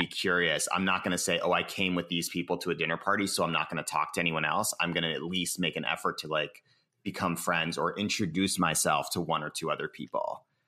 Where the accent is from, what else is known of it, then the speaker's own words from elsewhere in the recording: Cambridge, Massachusetts, United States; now in San Francisco, United States; I live in San Francisco, California. I was born in Cambridge, Massachusetts